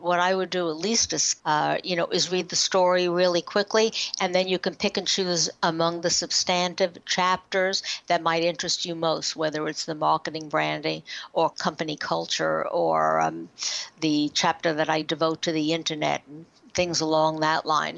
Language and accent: English; New York, United States; We're from New York.